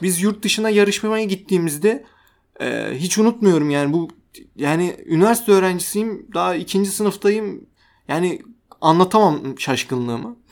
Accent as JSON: {"language": "Turkish", "country": "Turkey"}